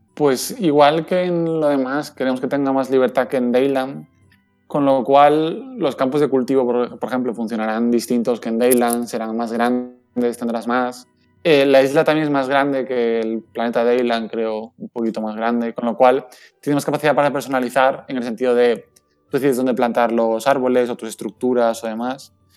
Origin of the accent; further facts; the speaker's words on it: Valencian Community, Spain; aquí en Valencia desde las oficinas, estamos en el puerto, literalmente